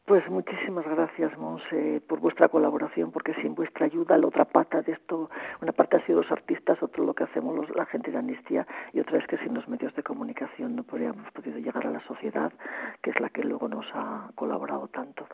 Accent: Armiello, Turón, Asturias, Spain; Armiello es mi pueblo, en Turón, donde yo iba de niña a la escuela

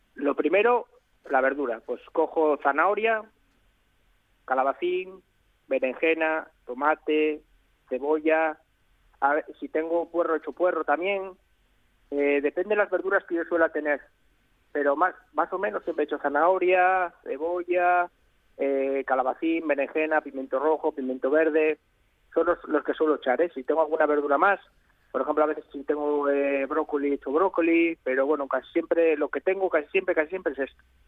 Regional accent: León, Castile and León, Spain; de mi tierra que es de, León

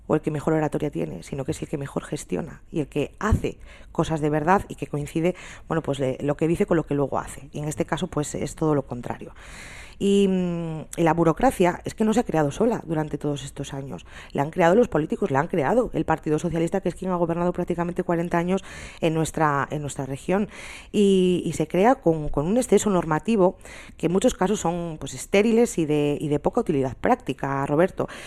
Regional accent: Spain; yo como una, como una ciudadana más, como una española más, estaba desencantada con la situación política que, teníamos en general en España y en particular aquí en, Asturias.

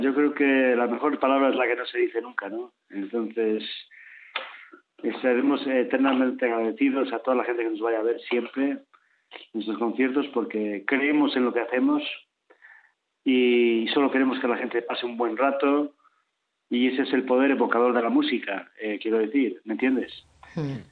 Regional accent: León, Castile and León, Spain; somos de León

